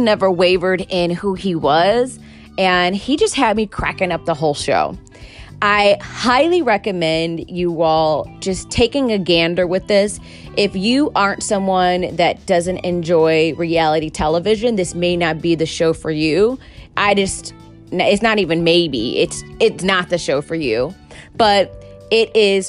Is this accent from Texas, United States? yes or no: no; Chicago, Illinois, United States; I'm from Chicago